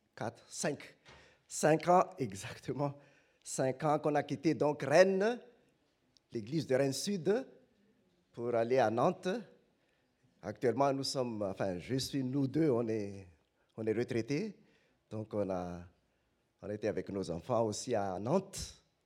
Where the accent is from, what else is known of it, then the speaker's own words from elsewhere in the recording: Madagascar; now in France; chez nous à Madagascar